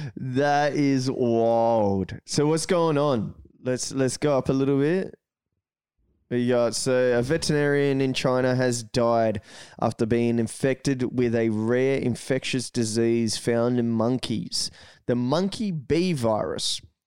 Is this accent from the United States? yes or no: no; Australia